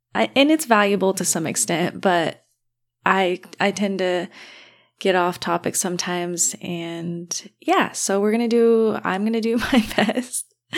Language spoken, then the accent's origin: English; Hailey, Idaho, United States; about an hour to two hours away from Sun Valley, Haley area, which is where I was raised